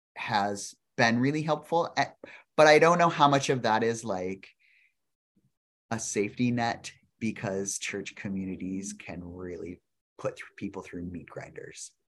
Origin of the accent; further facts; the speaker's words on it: South Dakota, United States; I grew up in South Dakota